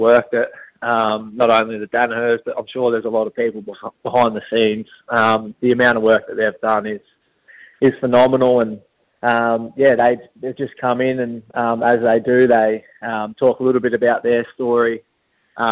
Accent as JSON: {"language": "English", "area": "Tallygaroopna, near Shepparton", "region": "Victoria", "country": "Australia", "tie": "born or raised there", "also_born_or_lived": "Katandra", "said": "I was born in Tallygroot, in a little town, probably 15 minutes north of Shepparton."}